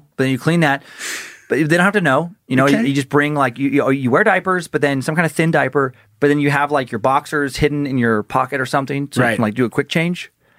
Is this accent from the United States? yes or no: yes; Idaho, United States; We both grew up in Idaho.